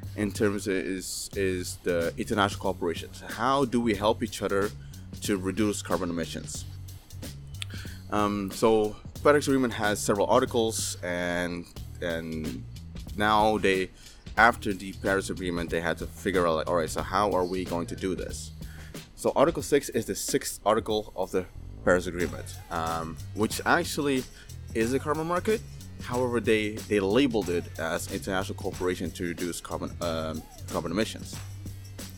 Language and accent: English; Maluku, Indonesia; I'm from Maluku, from the Alifuru, the indigenous Alifuru people